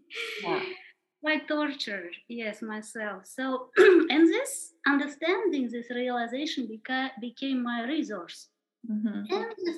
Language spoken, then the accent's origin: English; Kazakhstan; moved away; also born or lived in India; I was born in Kazakhstan at the end of the Soviet Union